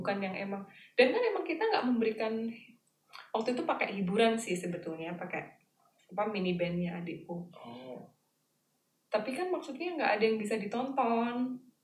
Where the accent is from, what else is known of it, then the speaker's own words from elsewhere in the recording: Java, Indonesia; aku Jawa